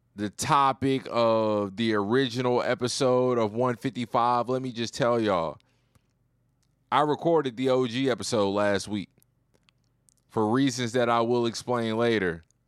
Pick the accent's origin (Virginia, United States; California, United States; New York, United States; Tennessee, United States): Virginia, United States; Roanoke; now in Houston, United States; I'm from the Nook. Big five four oh.